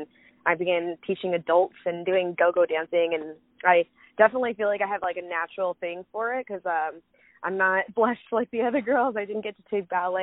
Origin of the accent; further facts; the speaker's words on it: California, United States; now in Arizona, United States; I'm from California, but I'm currently living in Arizona.